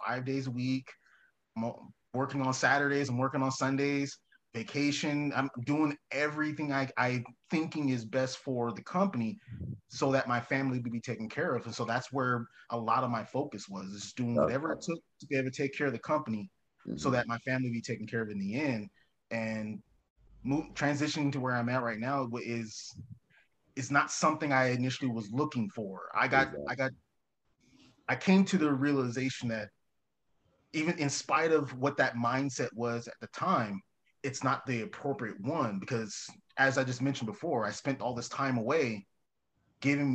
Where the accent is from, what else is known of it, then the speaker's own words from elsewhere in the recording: Mesa, Arizona, United States; now in Casa Grande, United States; I'm initially from Mesa, so I know what's happening in the valley